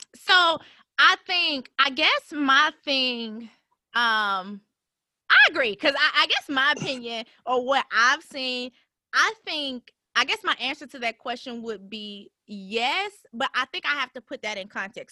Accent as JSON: {"language": "English", "town": "Birmingham", "region": "Alabama", "country": "United States", "said": "I'm from Birmingham. So this is home for for me"}